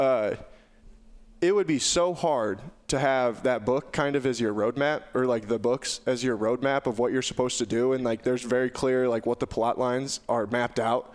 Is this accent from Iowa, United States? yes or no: yes; Southwest Iowa, United States; I was from Southwest Iowa